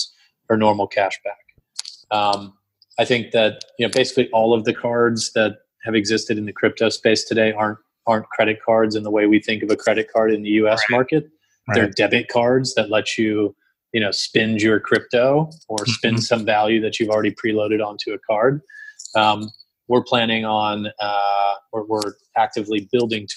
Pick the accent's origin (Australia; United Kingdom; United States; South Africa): United States; Texas; moved away; I mean, I grew up in Texas, and I still have a passion for Texas country music.